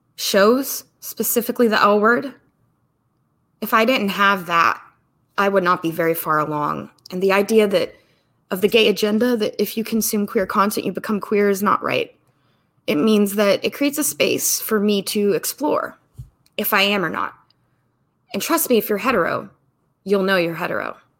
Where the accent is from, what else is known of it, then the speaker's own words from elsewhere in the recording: the South / Midwest, United States; growing up in the South of the Midwest